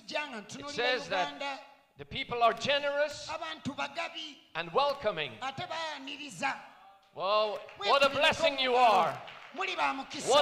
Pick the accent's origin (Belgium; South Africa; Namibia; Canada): Belgium; also born or lived in Switzerland; now in France; I was born in Belgium. Got married to a Swiss lady, Sister Anne, my wife. So I'm also Swiss, but I live in France.